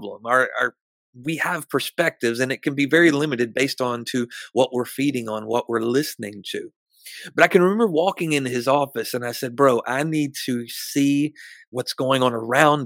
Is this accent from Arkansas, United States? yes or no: yes; Arkansas, United States; moved away; go back to Arkansas and minister in my hometown through my dad's church